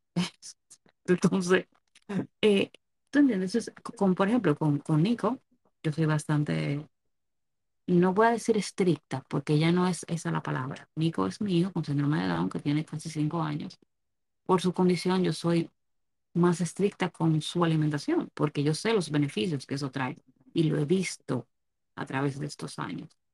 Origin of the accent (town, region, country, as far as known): Dominican Republic